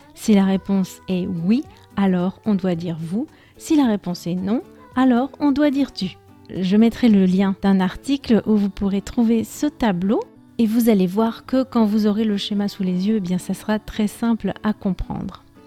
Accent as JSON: {"language": "French", "country": "France", "tie": "born or raised there", "first_language": "French", "moved": "as an adult", "lives_now": "Spain", "said": "j'ai grandi en France, j'y ai vécu jusqu'à l'âge de 20 ans"}